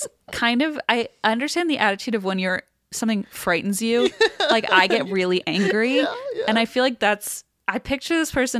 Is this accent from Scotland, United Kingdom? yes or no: yes; Scotland, United Kingdom; I'm from Scotland, and in a town called Elgin near my home, there is the most interesting sculpture ever made